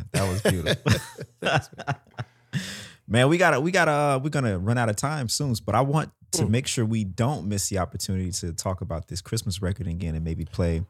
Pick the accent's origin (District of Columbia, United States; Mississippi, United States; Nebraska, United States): Mississippi, United States; I'm from Mississippi